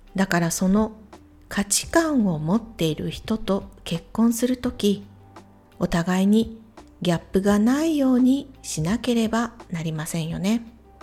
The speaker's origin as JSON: {"language": "Japanese", "town": "Imabari", "region": "Ehime", "country": "Japan", "tie": "born or raised there", "said": "私の地元 愛媛県今治市も水が少ない地域"}